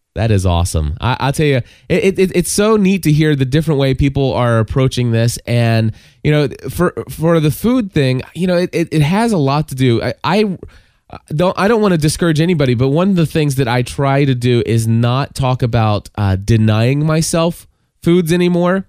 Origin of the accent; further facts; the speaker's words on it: Kentucky, United States; calling from Kentucky, my hometown